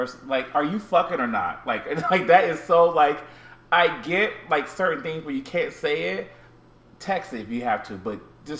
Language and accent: English; Midwest, United States; now in New York City, United States; I'm from the Midwest. And I'm from where people use the manners and things like